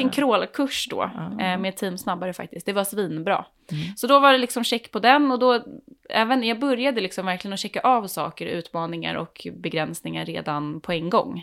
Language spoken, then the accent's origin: Swedish; Värmdö, Stockholm County, Sweden; jag är, är, från Värmdö